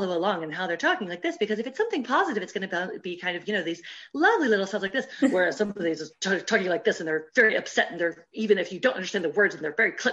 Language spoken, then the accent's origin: English; Dallas, Texas, United States; accent: American; first language English; moved away as an adult; also born or lived in Ireland / Germany; now in France; as you may be able to guess from my accent, I'm an American, and I was trained as a speech language pathologist in Texas. I come from Dallas